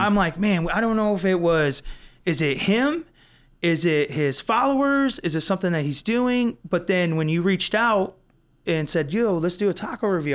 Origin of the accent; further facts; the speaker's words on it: Florissant, Missouri, United States; I grew up in the Florissant, Hazelwood area. I went to Hazelwood West High School.